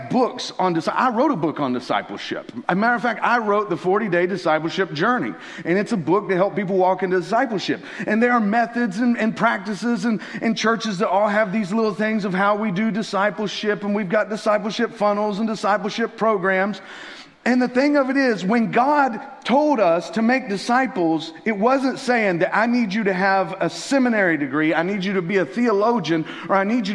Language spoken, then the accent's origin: English; Tennessee, United States; moved away; I'm originally from Tennessee